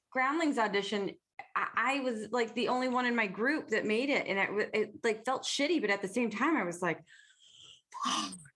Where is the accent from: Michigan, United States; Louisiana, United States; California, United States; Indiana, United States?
Michigan, United States; Detroit; accent: Detroit; I'm from Detroit. We have a weird accent.